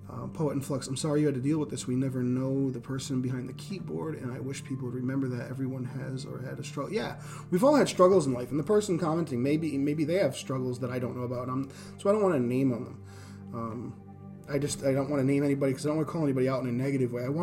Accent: Northeast, United States; now in Indiana, United States; so coming to America, coming to Indiana, I come from the Northeast. I come from the inner city.

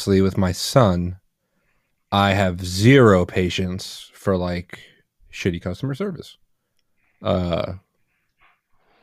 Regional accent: New Jersey, United States; this place where I grew up in Jersey

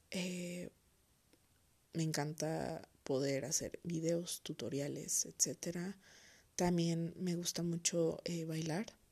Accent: Toluca, State of Mexico, Mexico; soy originaria de Toluca, Estado de México

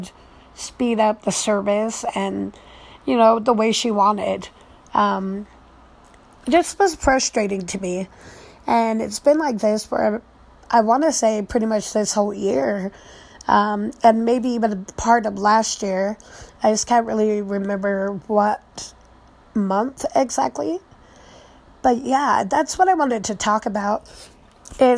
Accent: United States; growing up in a Tongan family, but American raised

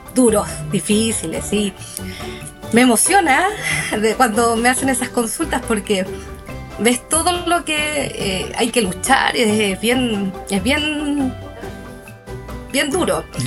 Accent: Pucón, Araucanía, Chile; somos de Pucón, del Hualmapu

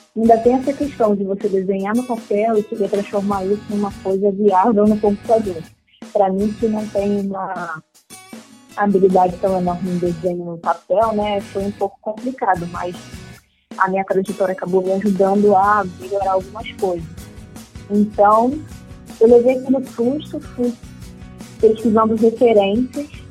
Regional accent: Rio de Janeiro, Brazil; sou do Rio de Janeiro

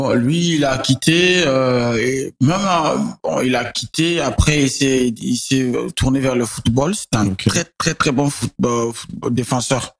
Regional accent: Niger; also born or lived in Benin; j'ai grandi au Niger.

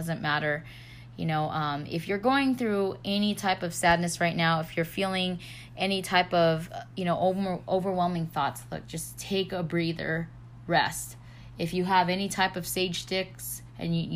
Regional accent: California, United States; moved away; this is my hometown

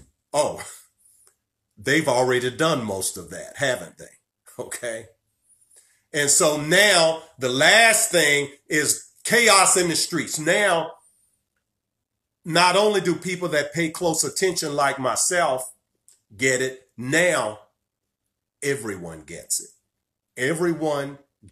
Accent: Virginia, United States; my home state of Virginia

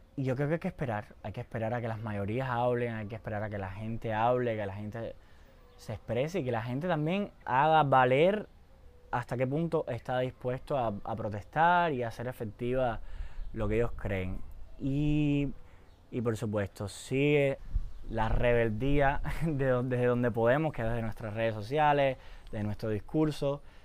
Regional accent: Cuba; nosotros somos cubanos

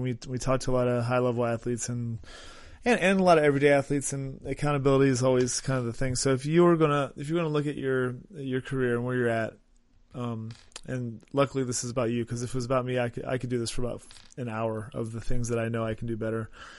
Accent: East Coast, United States; So I grew up on the East Coast, and I play baseball in college.

